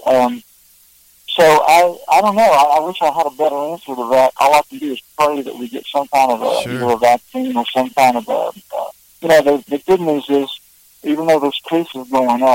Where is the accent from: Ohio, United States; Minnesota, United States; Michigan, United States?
Ohio, United States; Southern; moved away as an adult; also born or lived in Nashville; growing up in Southern Ohio, we would always listen to Grand Ole Opry